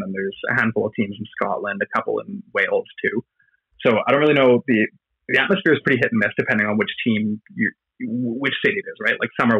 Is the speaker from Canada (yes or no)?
yes; Canada; also born or lived in Belfast, United Kingdom; I hear my accent, they're like, oh, here's some fucking American. And then I very quickly need to like shove into the sentence that I'm from Canada.